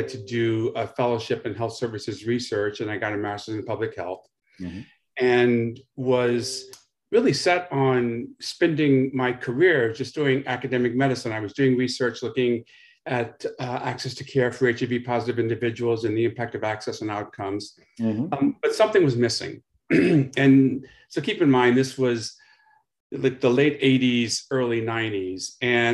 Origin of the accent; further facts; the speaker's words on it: Louisiana, United States; moved away as an adult; also born or lived in Baton Rouge / Los Angeles / Boston / New York; growing up in Louisiana was certainly challenging for a Black gay man in the 1960s and 70s